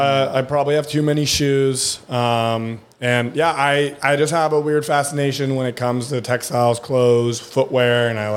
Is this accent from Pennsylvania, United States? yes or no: no; California, United States; born or raised there; first language German; English is a second language; also born or lived in Germany